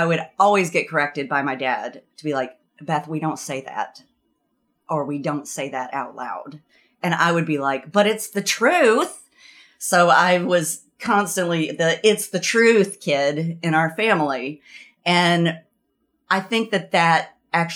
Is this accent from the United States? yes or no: yes; the South, United States; moved away as an adult; also born or lived in Burlington, Vermont; now in Vermont, United States; growing up in the South